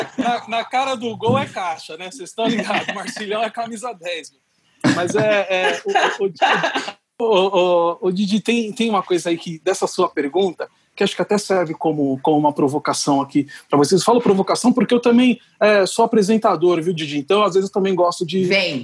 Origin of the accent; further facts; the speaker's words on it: Brazil; a gente tem como brasileiro